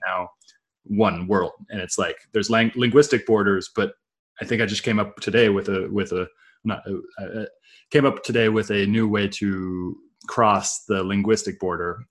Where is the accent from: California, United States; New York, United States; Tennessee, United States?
California, United States; Silicon Valley; growing up in Silicon Valley